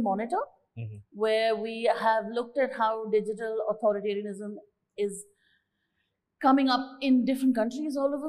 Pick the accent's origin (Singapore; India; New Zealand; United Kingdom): India; I'm from India